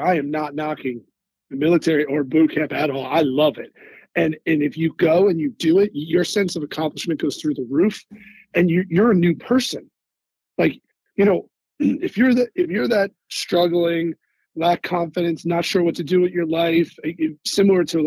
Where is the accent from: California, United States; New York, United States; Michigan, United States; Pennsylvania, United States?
Pennsylvania, United States; Philadelphia; I'm from Philadelphia